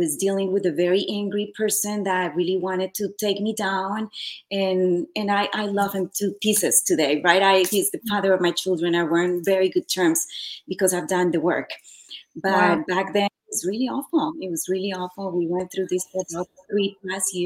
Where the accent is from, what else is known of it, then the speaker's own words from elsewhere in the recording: Colombia; moved away as an adult; also born or lived in Santa Monica, Los Angeles, United States; now in Los Angeles, United States; I am originally from Colombia. I moved here to Los Angeles, actually Santa Monica. Back in 97, I believe that's what it was. So at a very young age, I was about 21 years old.